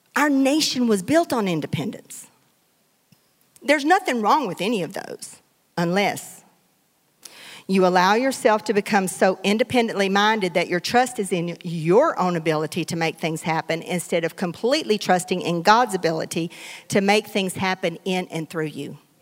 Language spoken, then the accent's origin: English; Hartburg, Texas, United States; now in Beaumont, United States; I grew up in Hartburg